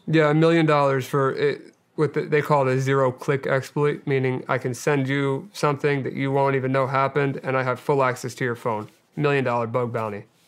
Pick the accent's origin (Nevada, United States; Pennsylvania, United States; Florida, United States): Pennsylvania, United States; Delaware County; I grew up outside of uh, right outside of West Philadelphia in uh, Delaware County, Pennsylvania, and uh, I yeah I lived there most of my life